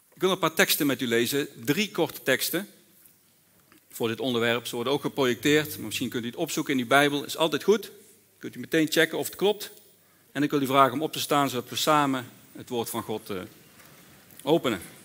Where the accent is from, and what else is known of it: Netherlands